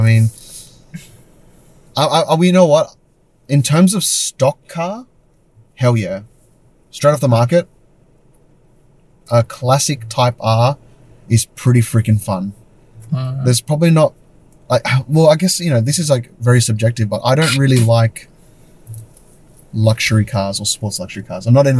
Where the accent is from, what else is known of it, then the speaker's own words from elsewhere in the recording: Sydney, New South Wales, Australia; I find it so hard to believe as a kid growing up in Sydney to never have gone to All You Can Eat Pizza Hut. Because I went a bunch of times.